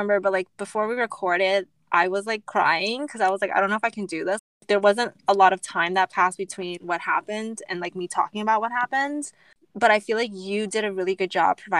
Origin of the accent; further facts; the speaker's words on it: United States; growing up, being Asian American, growing up in a predominantly white